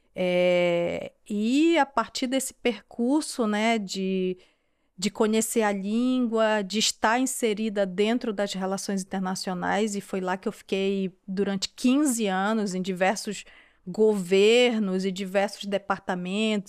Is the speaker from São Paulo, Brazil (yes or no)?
no; Macapá, Amapá, Brazil; accent: tucuju; moved away as an adult; now in France; eu nasci em Macapá, na capital do estado do Amapá. O Amapá é um estado super recente do Brasil, tem uma grande fronteira a maior fronteira terrestre com a França, né, com a Guiana Francesa. E foi nesse lugar que eu passei grande parte da minha infância, a minha adolescência